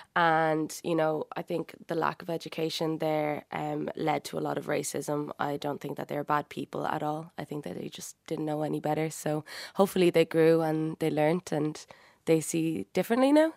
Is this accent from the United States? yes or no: no; Dublin, Leinster, Ireland; both my parents are Cuban uh, and they came here uh, a long time ago and had me, but I was raised in Dublin City, North Frederick Street